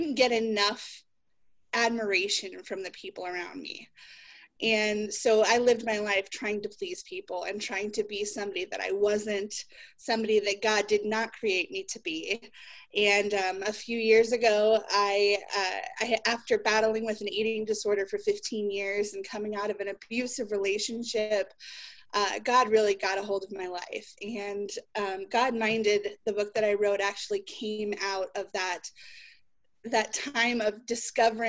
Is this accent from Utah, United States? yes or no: yes; Utah, United States; My family moved here when I was 8 years old